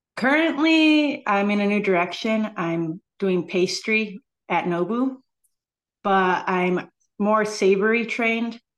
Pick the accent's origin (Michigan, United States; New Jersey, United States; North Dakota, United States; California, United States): California, United States; San Diego; now in Chicago, United States; I hail from San Diego, but I truly call Chicago my home. I've been here for fourteen years now.